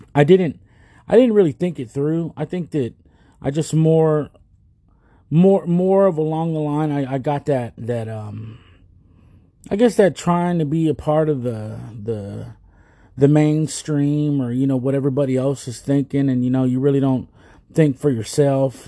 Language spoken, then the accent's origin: English; United States; We're already Americans. We're Americans already. If we were born here, we're American.